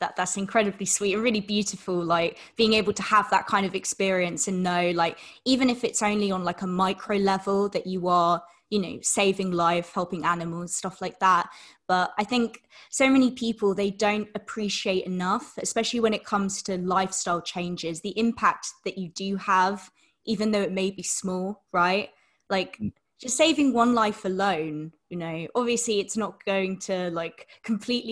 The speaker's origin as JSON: {"language": "English", "country": "United Kingdom", "said": "being from the UK"}